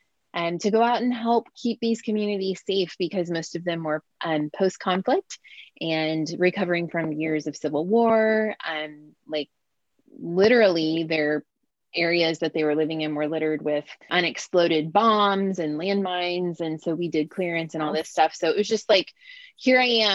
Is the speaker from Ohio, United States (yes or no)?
yes; Southern Ohio, United States; moved away as an adult; also born or lived in Philadelphia, United States / East Africa / Somalia; I'm from the Midwest of the U.S., like grew up in Southern Ohio, went to college outside of Philadelphia